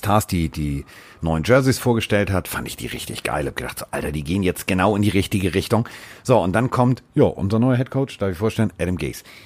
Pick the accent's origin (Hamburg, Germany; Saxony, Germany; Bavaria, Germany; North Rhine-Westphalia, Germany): Hamburg, Germany; also born or lived in Sauerland; als Hamburger im Sauerland